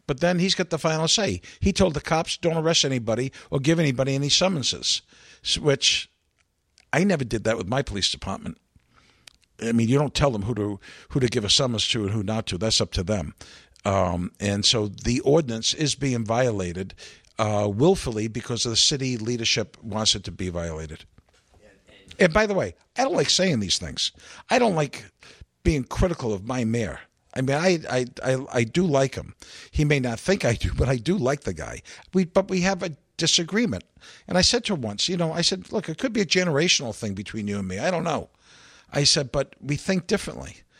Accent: Providence, Rhode Island, United States; I'm born and bred in Providence

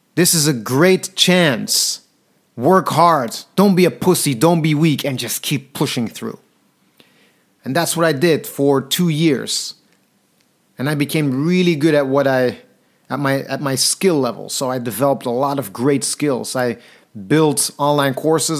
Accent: Antwerp, Flanders, Belgium; moved away as an adult; also born or lived in London; when I moved from Belgium, Antwerp, my home city, to London

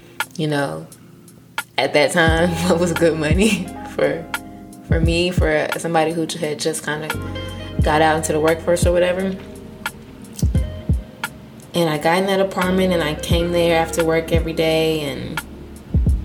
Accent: Texas, United States; moved away as an adult; now in Maryland, United States; I'm from Texas. Moved up here from Texas.

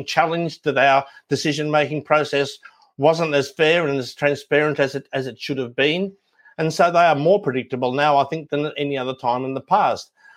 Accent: Ireland; we're Irish

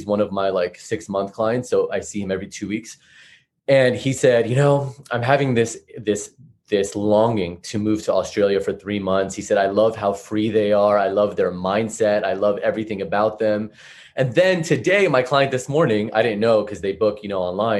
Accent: California, United States; now in Texas, United States; I live in Texas now, but I'm from California, and I had this thought, like, should I move back to LA?

